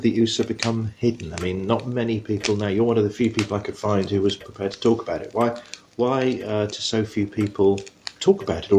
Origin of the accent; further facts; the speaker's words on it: London, United Kingdom; I mean, I'm a Londoner